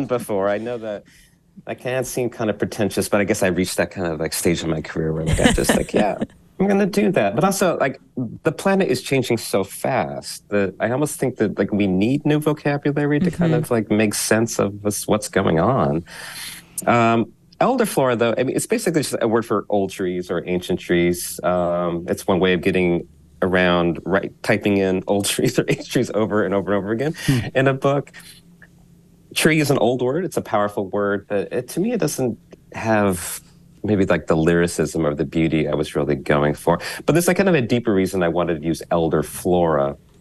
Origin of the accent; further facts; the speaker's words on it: Utah, United States; now in Philadelphia, United States; Utah, my home state